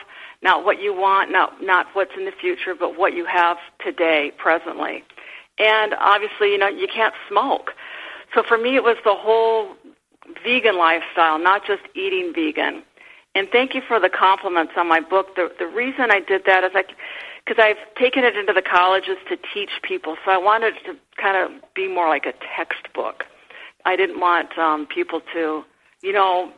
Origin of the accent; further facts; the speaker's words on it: Midwest, United States; I grew up in the Midwest